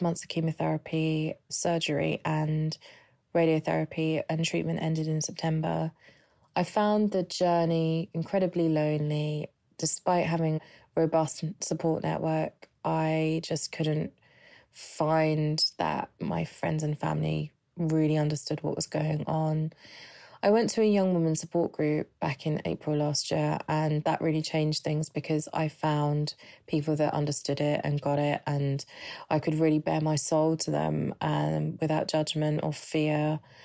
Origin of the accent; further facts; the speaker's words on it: London, United Kingdom; I'm from London